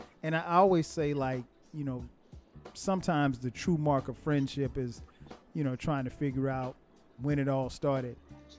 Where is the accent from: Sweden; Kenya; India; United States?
United States; Florence, South Carolina; I grew up in Florence, South Carolina.